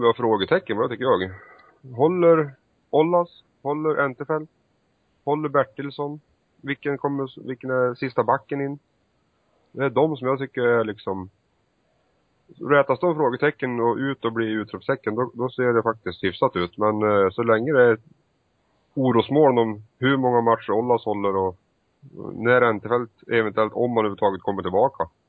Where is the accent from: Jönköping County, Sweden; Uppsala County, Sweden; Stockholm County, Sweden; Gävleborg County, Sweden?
Gävleborg County, Sweden; Hudiksvall; min hemstad Hudik